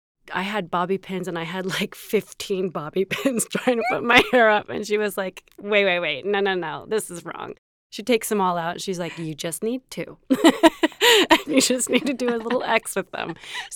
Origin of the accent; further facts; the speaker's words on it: the South, United States; I grew up in the South. I'm a recovering Catholic.